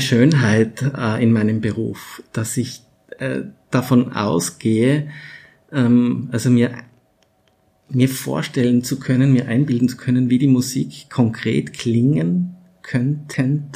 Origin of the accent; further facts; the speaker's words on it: Tyrol, Austria; ich komme aus Tirol und da bin ich so aufgewachsen